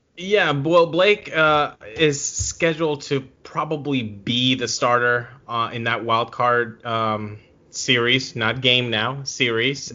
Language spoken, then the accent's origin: English; Venezuela; I'm from Venezuela